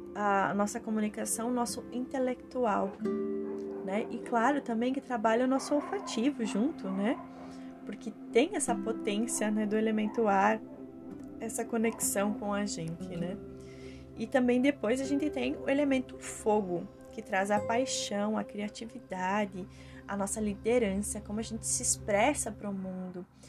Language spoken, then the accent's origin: Portuguese; Rio Grande do Sul, Brazil; eu sou gaúcha